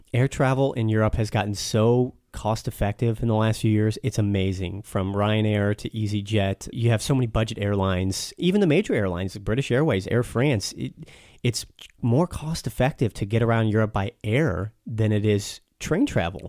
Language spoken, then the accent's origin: English; United States; I'm an American guy. I grew up here on the imperial system